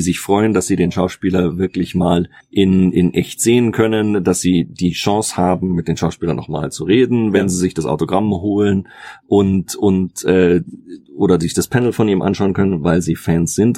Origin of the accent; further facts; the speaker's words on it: Munich, Bavaria, Germany; Ich bin ja aus München, in meiner Heimatstadt.